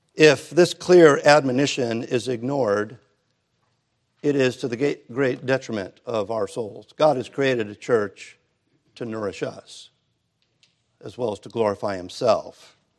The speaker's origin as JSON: {"language": "English", "town": "Hermosa Beach", "region": "California", "country": "United States", "tie": "born or raised there", "said": "growing up in Hermosa Beach"}